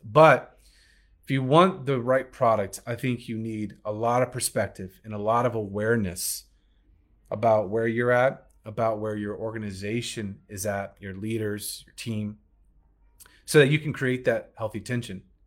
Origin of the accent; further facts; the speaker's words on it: Alabama, United States; accent: Southern; That was my Southern accent coming out. Oh, my Alabama roots